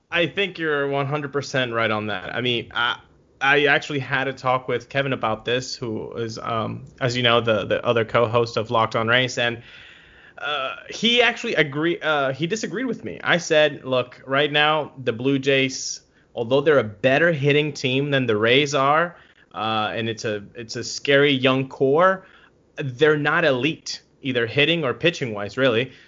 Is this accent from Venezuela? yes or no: yes; Venezuela; I'm from Venezuela